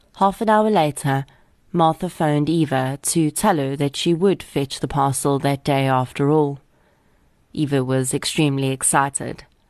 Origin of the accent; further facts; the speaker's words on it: Boksburg, Gauteng, South Africa; I grew up on the East Rand of Gauteng and attended Boksburg High School from grade eight all the way through to matric